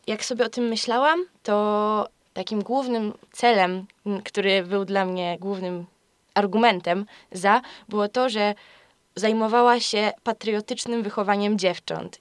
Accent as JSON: {"language": "Polish", "region": "Greater Poland", "country": "Poland", "said": "Jestem z Wielkopolski"}